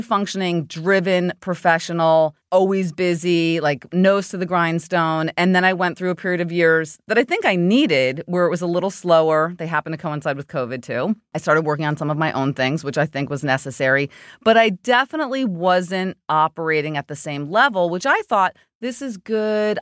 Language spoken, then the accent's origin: English; New Jersey, United States; I went to Rutgers in New Jersey, my home state